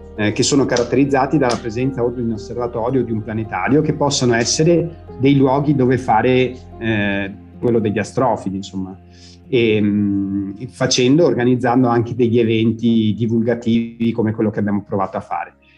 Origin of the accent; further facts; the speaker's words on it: Villafranca Padovana, Veneto, Italy; sono nato in provincia di Padova, in un piccolo paese che si chiama Villafranca Padovana